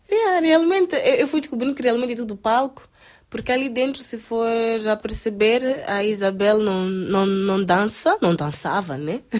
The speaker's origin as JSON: {"language": "Portuguese", "country": "Mozambique", "said": "sou de Moçambique"}